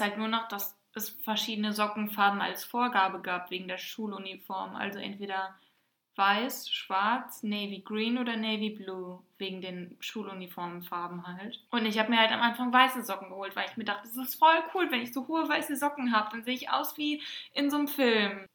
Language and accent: German; Germany; bei uns in Deutschland